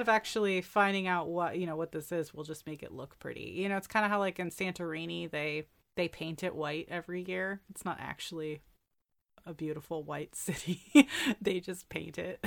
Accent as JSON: {"language": "English", "region": "New York", "country": "United States", "said": "as a New Yorker"}